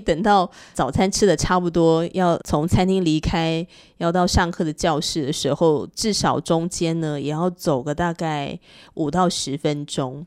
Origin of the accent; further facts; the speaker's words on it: northern Taiwan, Taiwan; 那我是彻头彻尾的北部人啊